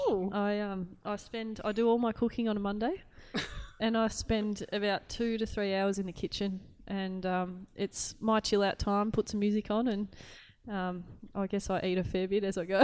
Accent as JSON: {"language": "English", "town": "Clarkefield", "region": "Victoria", "country": "Australia", "tie": "born or raised there", "said": "I I grew up. Uh, my dad refers to it as a hamlet. I don't really even know what that means. it's a tiny little town"}